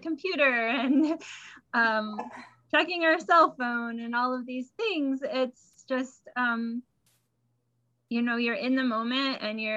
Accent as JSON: {"language": "English", "region": "Illinois", "country": "United States", "tie": "born or raised there", "said": "I grew up in Illinois and I used to spend the summers in Michigan."}